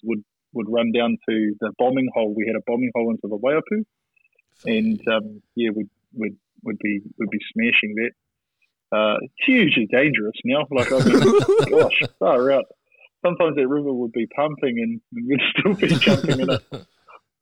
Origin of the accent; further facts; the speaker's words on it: Manutuke, Gisborne, New Zealand; also born or lived in Tūpāroa; now in Hastings, New Zealand; growing up in Manutiki.